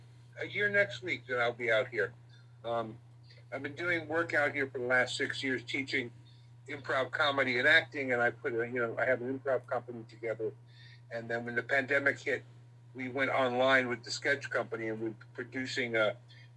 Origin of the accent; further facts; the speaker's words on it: New York City, New York, United States; also born or lived in Los Angeles; now in Indianapolis, United States; totally different existence from growing up in New York City and then 22 years in Los Angeles.